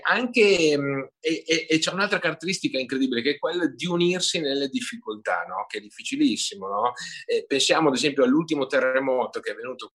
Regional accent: Emilia-Romagna, Italy; l'Emilia per me è stata decisiva

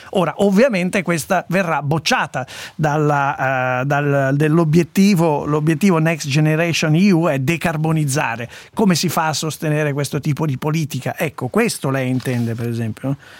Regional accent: Italy; io sono italiano, non sono di Bruxelles

